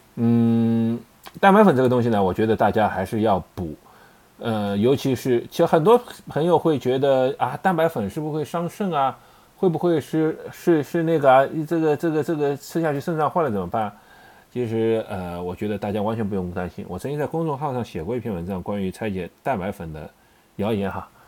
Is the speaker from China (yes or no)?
yes; China; 我们中国人的食谱